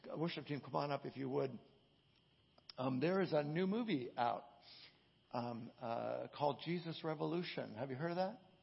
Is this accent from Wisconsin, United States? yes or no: no; Southern California, United States; growing up in Southern California